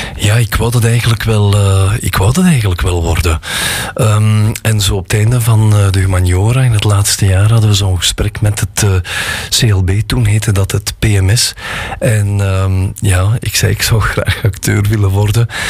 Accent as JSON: {"language": "Dutch", "town": "Gooik", "region": "Flanders", "country": "Belgium", "said": "ik kom uit Gooi"}